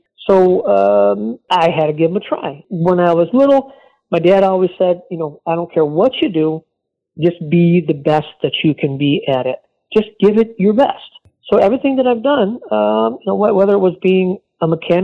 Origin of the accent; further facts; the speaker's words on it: New York, United States; I grew up in New York State where we had winter like 11 months out of the year